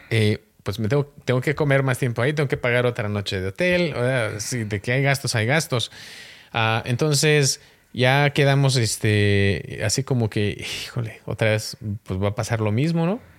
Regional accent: Mexico; yo soy mexicano

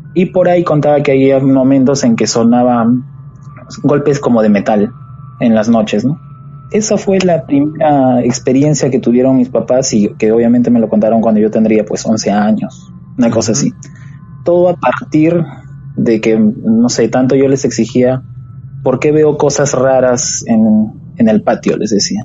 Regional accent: Huancayo, Junín, Peru; now in Lima, Peru; yo soy de la provincia de Huancayo, departamento de Huancayo, este Junín. Pero ahorita actualmente estoy radicando en la capital, en Lima

